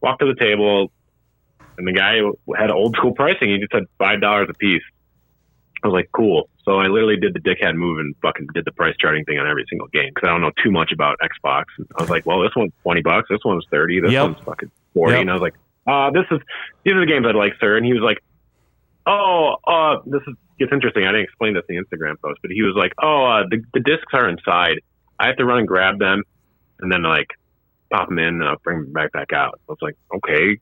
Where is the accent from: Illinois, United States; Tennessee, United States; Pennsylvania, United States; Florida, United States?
Illinois, United States; Wadsworth; now in Chicago, United States; my hometown of Wadsworth, Illinois